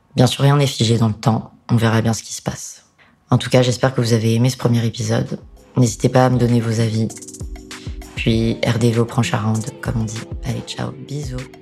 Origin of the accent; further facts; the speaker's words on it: France; en tant que français